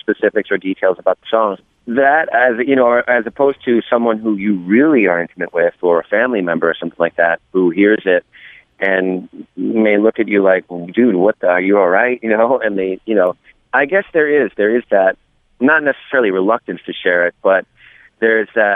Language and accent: English; New York City, New York, United States; being a New Yorker and living here and living across the water in downtown Brooklyn